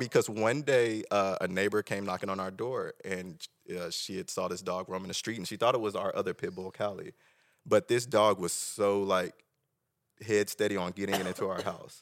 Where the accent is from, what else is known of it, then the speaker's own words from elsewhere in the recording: Tulsa, Oklahoma, United States; Tulsa Union. I'm originally from Tulsa.